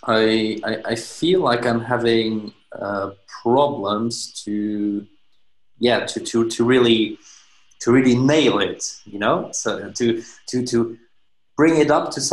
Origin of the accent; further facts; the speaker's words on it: Luxembourg; I'm from Europe, Luxembourg to be precise, which is like a teeny weeny country.